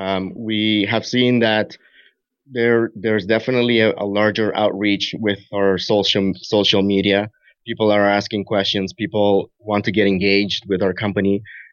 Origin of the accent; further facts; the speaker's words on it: Canada; I'm Canadian